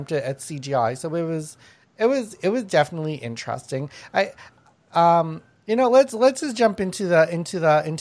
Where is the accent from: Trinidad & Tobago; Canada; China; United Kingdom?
Canada; as a Canadian